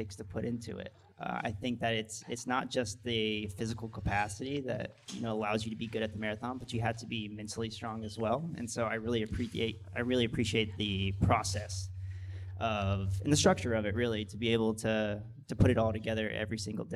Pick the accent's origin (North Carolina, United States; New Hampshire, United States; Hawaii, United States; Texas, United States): North Carolina, United States; Denver; also born or lived in Ithaca, New York; now in Flagstaff, United States; I grew up mostly in Denver, North Carolina. It's right outside of Charlotte.